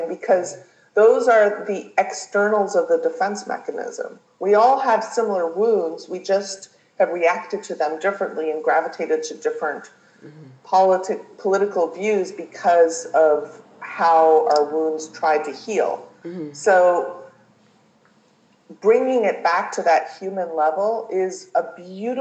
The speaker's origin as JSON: {"language": "English", "country": "Canada", "moved": "yes", "lives_now": "United States", "said": "so I am a Canadian, and I live in America."}